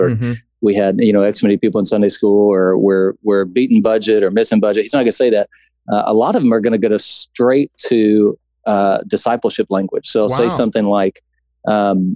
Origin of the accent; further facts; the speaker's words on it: Baton Rouge, Louisiana, United States; now in Texas, United States; I grew up in Baton Rouge, and so I'm a transplant to Texas